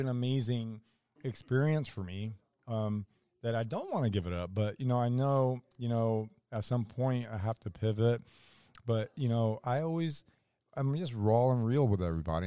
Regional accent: Orlando, Florida, United States; I'm a kid from Orlando

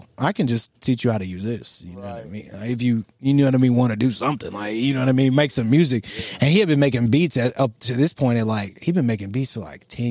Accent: Dallas, Texas, United States; I grew up in South Dallas and then I moved to North Dallas, which has a lot of money

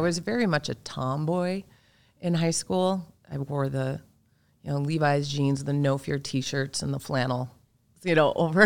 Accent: Minnesota, United States; also born or lived in Marshall, Minnesota; I was born down in Marshall, Minnesota, and we moved up when I was little

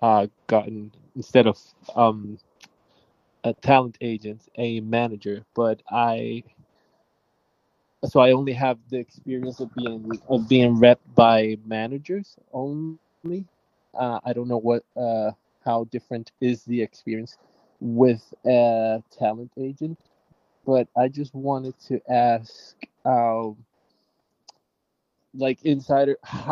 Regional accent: Puerto Rico; I'm an actor from Puerto Rico.

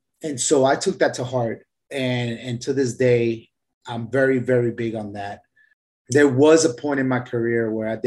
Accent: Puerto Rico; I'm from Puerto Rico.

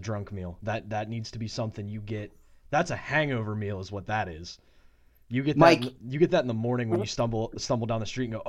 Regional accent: Pittsburgh, Pennsylvania, United States; a buddy of mine who I grew up in Pittsburgh with and played hockey with growing up

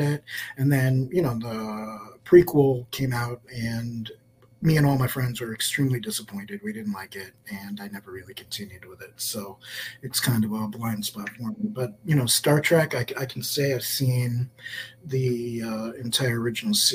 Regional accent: United States; I'm just American

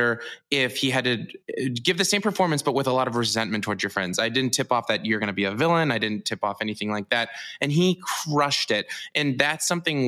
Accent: Missouri, United States; moved away; I'm from Missouri

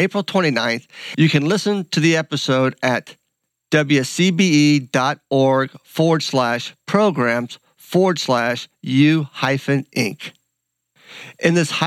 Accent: Columbus, United States; we're both from Columbus

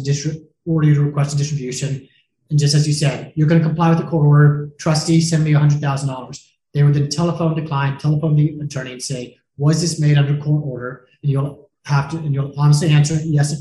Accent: Jacksonville, Florida, United States; moved away as an adult; also born or lived in Denver, Colorado; now in Miami Beach, United States; I'm originally from Jacksonville, Florida

